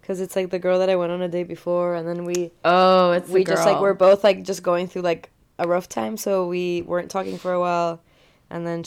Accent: Uruguay; moved away; I'm from Uruguay originally. That's where I was born.

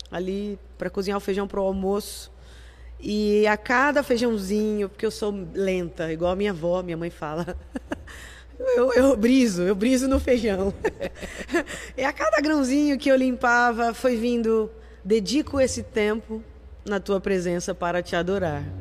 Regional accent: Brazil; A gente é brasileiro, né?

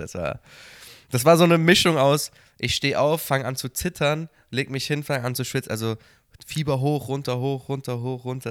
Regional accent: Cologne, North Rhine-Westphalia, Germany; moved away; aus meiner Heimatstadt Köln

